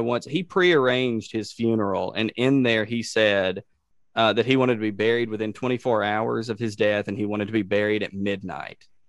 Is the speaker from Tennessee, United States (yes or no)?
yes; Savannah, Tennessee, United States; we have Ulysses S. Grant's uh, headquarters from the Battle of Shiloh in my hometown